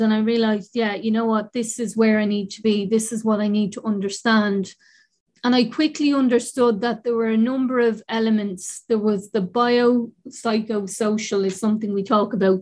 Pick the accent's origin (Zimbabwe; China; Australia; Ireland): Ireland; Dublin, Leinster; I grew up in the North Inner City. I'm from the North Inner City and incredibly proud